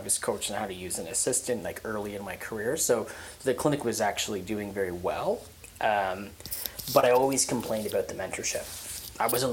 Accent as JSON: {"language": "English", "town": "Hamilton", "region": "Ontario", "country": "Canada", "tie": "born or raised there", "said": "I was born and raised in Hamilton, so, you know, why don't you just work in the clinic 5 minutes down the street from where you grew up"}